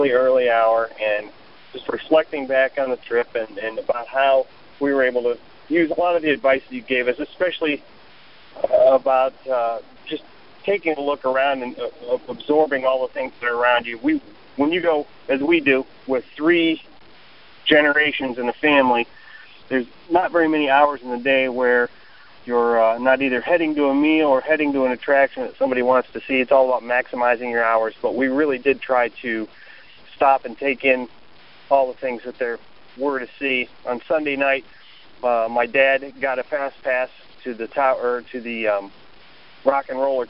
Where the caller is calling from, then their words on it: Columbus, United States; from Columbus calling